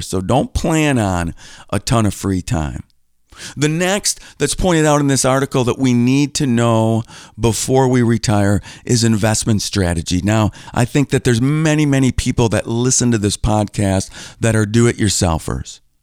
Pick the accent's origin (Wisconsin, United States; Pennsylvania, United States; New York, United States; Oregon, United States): Wisconsin, United States; Green Bay; moved away as an adult; now in Milwaukee, United States; I grew up in Green Bay